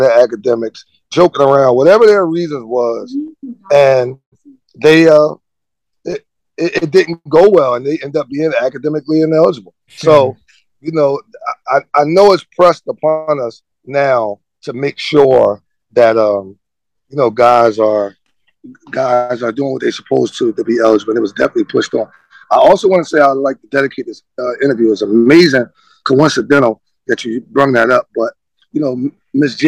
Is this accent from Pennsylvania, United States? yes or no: yes; Philadelphia, Pennsylvania, United States; I'm from Philadelphia